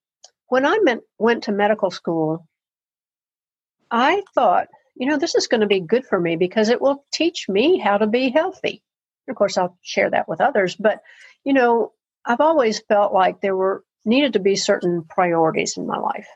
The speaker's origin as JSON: {"language": "English", "town": "Murfreesboro", "region": "Tennessee", "country": "United States", "tie": "born or raised there", "moved": "as an adult", "said": "I had grown up in Murfreesboro, tiny Tennessee town that it was"}